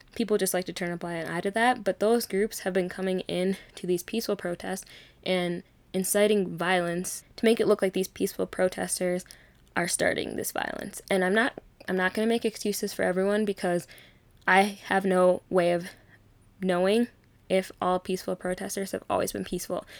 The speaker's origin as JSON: {"language": "English", "region": "Minnesota", "country": "United States", "tie": "born or raised there", "also_born_or_lived": "Arkansas", "said": "I was born in Arkansas, but I've literally grown up in Minnesota"}